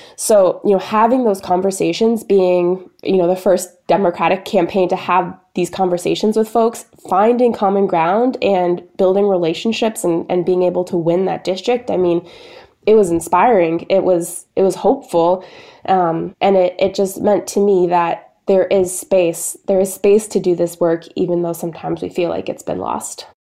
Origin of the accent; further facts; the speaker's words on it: Maine, United States; also born or lived in Boston; I grew up in Maine in a small town of sixteen hundred people.